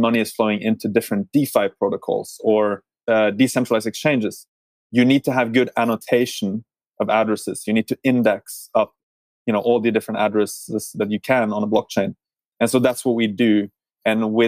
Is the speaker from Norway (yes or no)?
yes; Norway; moved away; I'm originally from Norway myself